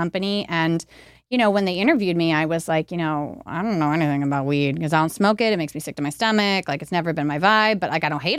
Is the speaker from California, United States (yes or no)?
yes; Los Angeles, California, United States; And then I'm from Los Angeles. So, yeah.